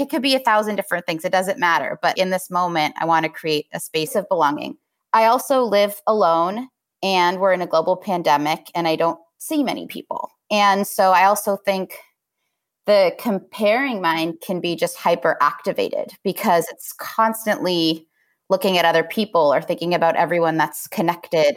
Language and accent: English; Los Angeles, California, United States; I grew up in Los Angeles